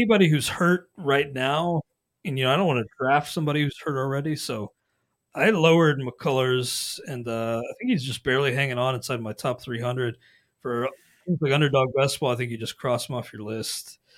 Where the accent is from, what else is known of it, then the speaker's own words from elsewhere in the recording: Ohio, United States; now in Wisconsin, United States; I don't think he's actually born and raised in Wisconsin. Neither am I. I'm an Ohio guy